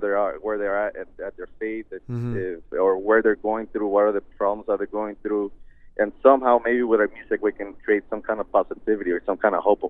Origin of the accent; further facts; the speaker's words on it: United States; Since we were raised out here in the States, we've kind of adapted to the English